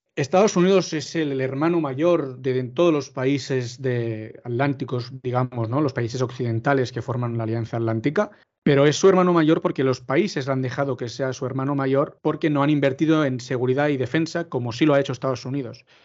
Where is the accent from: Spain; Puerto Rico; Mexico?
Spain; nuestra generación, ¿no? la, la generación nacida a partir de los, de 90 y de los 2000, en la que nuestro país nunca ha sufrido una guerra